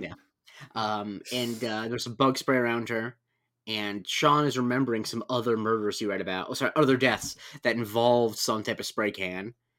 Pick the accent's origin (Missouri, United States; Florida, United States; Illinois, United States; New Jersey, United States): Florida, United States; growing up in Florida